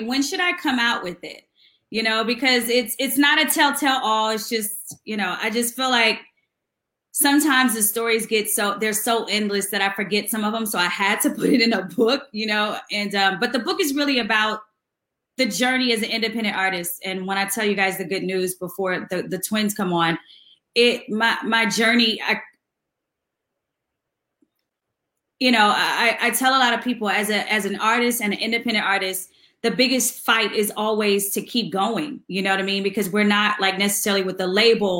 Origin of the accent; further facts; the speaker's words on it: Houston, Texas, United States; Houston, which is my hometown